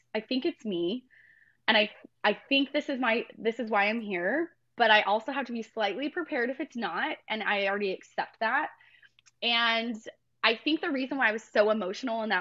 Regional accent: Mapleton, Utah, United States; moved away as an adult; now in Tennessee, United States; I was born and raised in Mapleton, Utah. That's where I grew up.

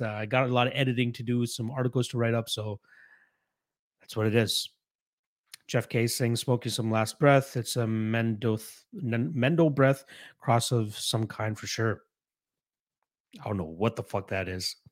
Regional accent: Canada; as a Canadian

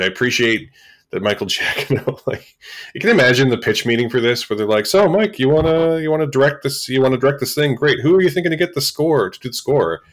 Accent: Canada; as Canadian podcasters

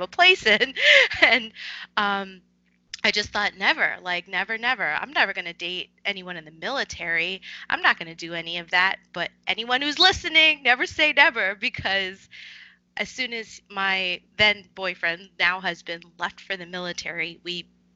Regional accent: New York City, New York, United States; I was born and raised in Queens, New Yorker for life

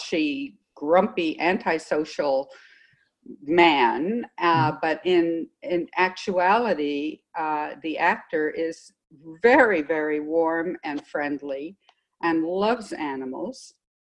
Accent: Los Angeles, California, United States; also born or lived in New York City, United States; we moved out to LA when I was 7. And we've lived in the middle of the city the whole time

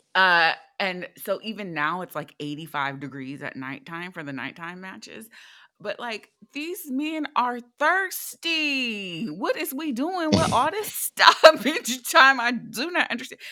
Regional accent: United States

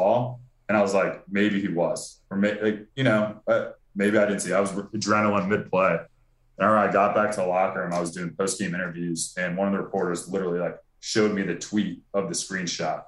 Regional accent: Virginia, United States; I'm from Virginia

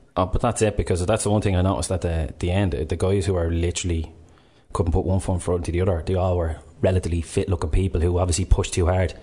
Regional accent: Ireland; we're Irish

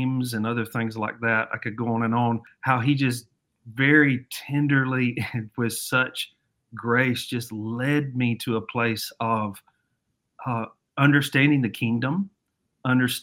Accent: Alabama, United States; accent: Southern; now in Savannah, United States; I'm originally from Alabama, and I still got some of that Southern accent

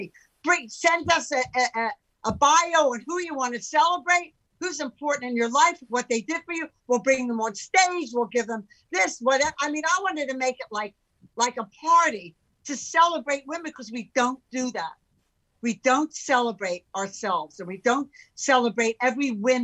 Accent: Philadelphia, Pennsylvania, United States; moved away as an adult; also born or lived in San Francisco; now in California, United States; growing up in Philadelphia

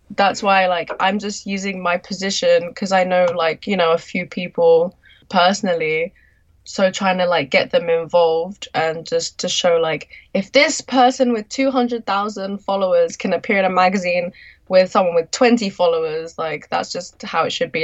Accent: London, United Kingdom; moved away as an adult; now in Tokyo, Japan; I'm a Londoner

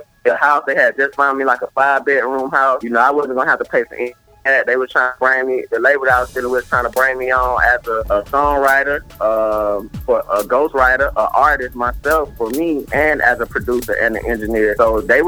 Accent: South Georgia, United States; back home and in South Georgia

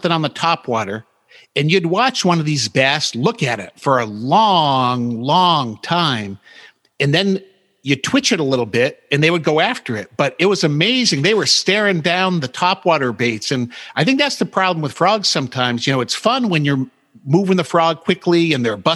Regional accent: New England, United States; I grew up in New England

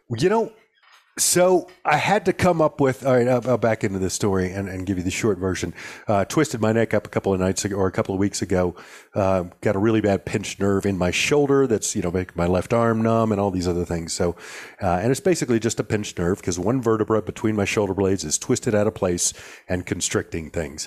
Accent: the South, United States; even you and I growing up in the South

